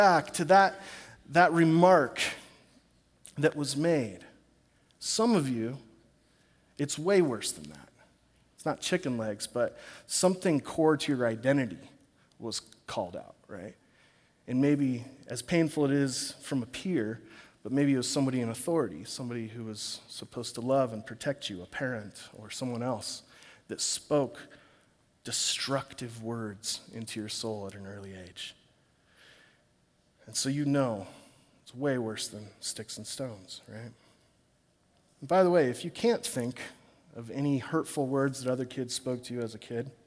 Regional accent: Corvallis, Oregon, United States; back in my hometown of Corvallis

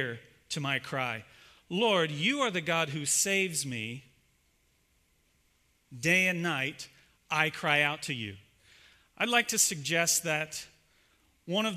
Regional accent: Ohio, United States; I'm actually from Ohio

